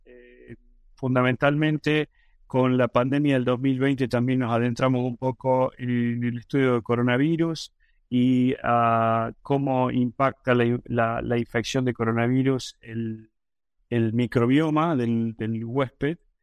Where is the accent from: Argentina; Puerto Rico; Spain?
Argentina; Córdoba; moved away as an adult; now in United States; soy originalmente de Argentina, de la ciudad de Córdoba, en la provincia de Córdoba, en Argentina